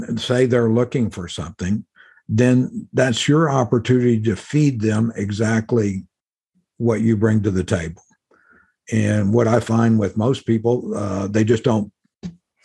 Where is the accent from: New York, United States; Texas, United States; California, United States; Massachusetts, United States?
Texas, United States; Mexican border in South; moved away as an adult; I grew up in the Mexican border in South Texas